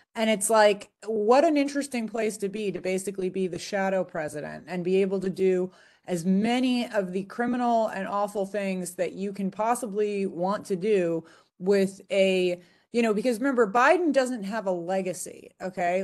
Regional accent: California, United States; also born or lived in Nevada; a home state of California

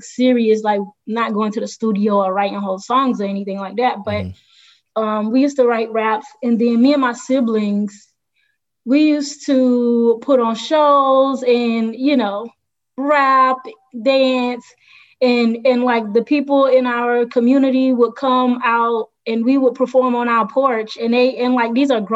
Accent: Denmark, South Carolina, United States; moved away as an adult; also born or lived in Philadelphia, Pennsylvania / Columbia, South Carolina; now in Atlanta, United States; Born in Philadelphia, raised in Denmark, South Carolina

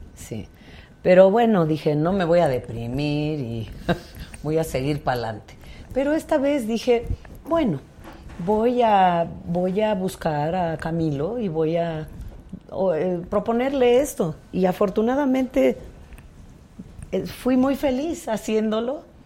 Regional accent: Tlaxiaco, Oaxaca, Mexico; now in Oaxaca City, Mexico; Yo soy de la Mixteca, de Tlajiaco

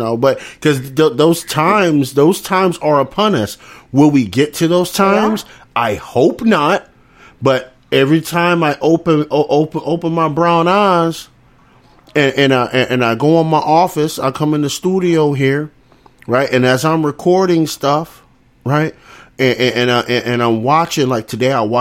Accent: United States

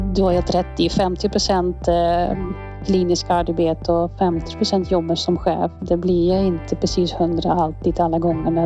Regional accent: Netherlands; Swedish is a second language; moved away as an adult; now in Säffle, Sweden; Jag är från Nederländerna, har, är född och växt upp där

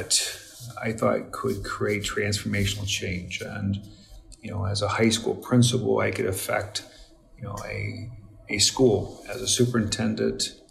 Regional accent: New Castle, Indiana, United States; I grew up in around Newcastle, Indiana

